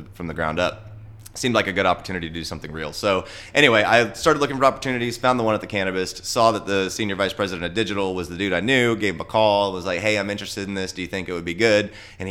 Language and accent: English; Texas, United States; moved away as an adult; also born or lived in Austin, Texas / Denver, Colorado; I grew up in Texas, but it's never really felt like home to me